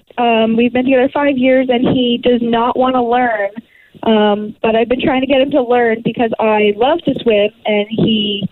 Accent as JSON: {"language": "English", "town": "Markham", "region": "Ontario", "country": "Canada", "tie": "born or raised there", "said": "I grew up in Markham, and everyone had pools."}